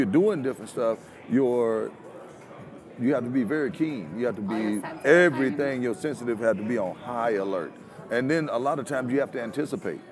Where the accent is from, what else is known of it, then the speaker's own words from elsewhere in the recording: Louisiana, United States; to be from Louisiana and my hometown to only be about 55 miles from New Orleans